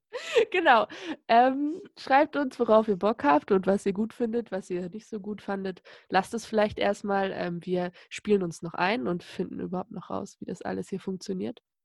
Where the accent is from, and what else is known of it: Lower Saxony, Germany; born or raised there